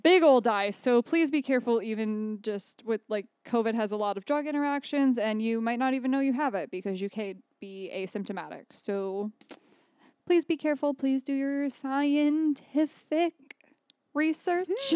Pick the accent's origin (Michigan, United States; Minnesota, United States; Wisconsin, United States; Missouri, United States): Michigan, United States; Jackson; Jackson, where my hometown is